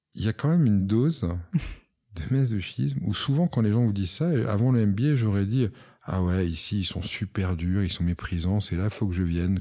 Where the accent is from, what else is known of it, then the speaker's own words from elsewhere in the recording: Monaco; also born or lived in United States / London; je suis monégasque